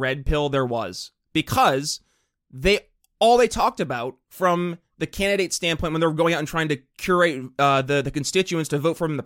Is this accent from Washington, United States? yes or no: no; New York, United States; I'm from New York State